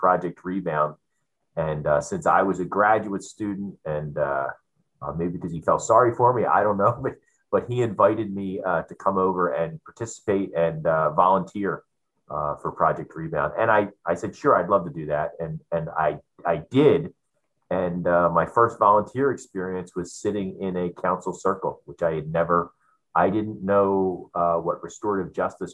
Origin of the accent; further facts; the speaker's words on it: Philadelphia, Pennsylvania, United States; moved away as an adult; now in San Diego, United States; I grew up in Philadelphia, on the other side of our country, as an East Coast boy